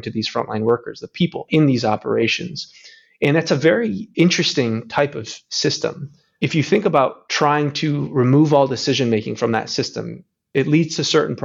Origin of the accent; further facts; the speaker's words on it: Grand Rapids, Michigan, United States; I grew up in Grand Rapids, Michigan